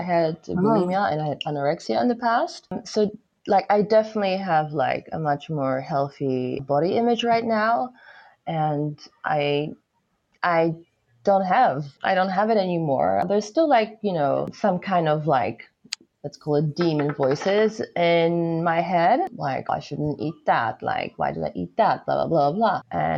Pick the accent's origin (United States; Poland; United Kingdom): Poland; moved away as an adult; now in Australia; I was born here in Australia and I left when I was 6. So, and then I came back to study in Australia and I was back in Poland